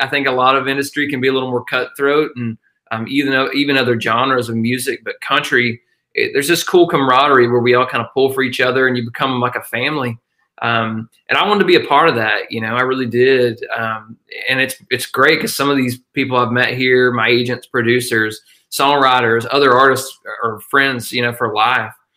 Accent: northeast Georgia, United States; i grew up in a tiny little mountain town uh, northeast georgia uh, which is about uh, an hour northeast of athens

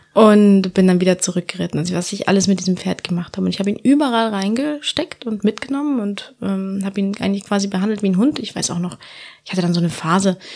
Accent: Andalusia, Spain; moved away as an adult; now in Germany; Ja, also ich bin in Andalusien aufgewachsen, auf einer wunderschönen Hacienda.

